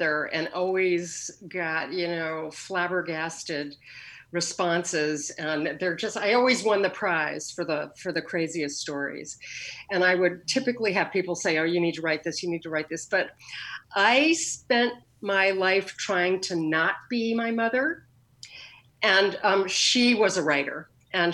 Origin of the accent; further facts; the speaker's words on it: Connecticut, United States; also born or lived in New York City, New York; now in Portland, United States; I grew up in a sort of commuter town to New York City in Connecticut. I moved there when I was about six